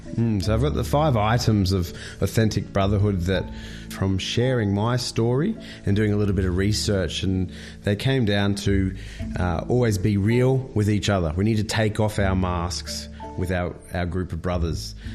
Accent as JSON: {"language": "English", "town": "Brisbane", "region": "Queensland", "country": "Australia", "said": "I'm from Brisbane"}